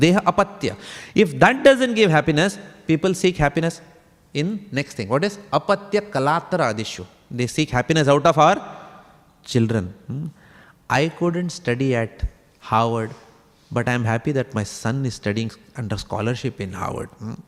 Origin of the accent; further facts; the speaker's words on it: India; moved away; I come from India.